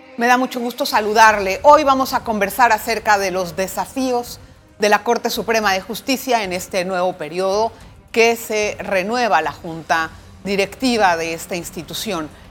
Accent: Panama; todos somos panameños

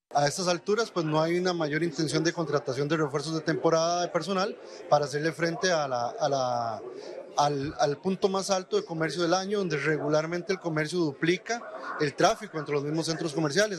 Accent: Panama; como panameños

